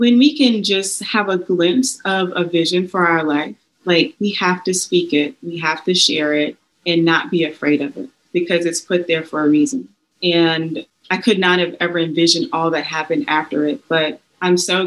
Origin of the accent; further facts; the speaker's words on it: South Carolina, United States; now in Charlotte, United States; I'm from South Carolina